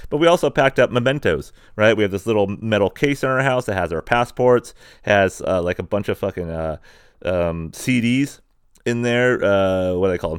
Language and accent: English; San Diego, California, United States; born or raised there; moved away; also born or lived in Springdale, Arkansas